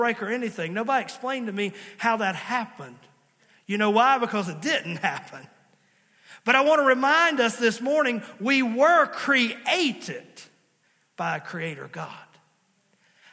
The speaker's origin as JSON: {"language": "English", "region": "Virginia", "country": "United States", "tie": "born or raised there", "also_born_or_lived": "Princeton, West Virginia", "said": "I was born in Princeton, West Virginia. Yes, I was born in West Virginia, but they quickly got me back across the line and I was raised in Virginia"}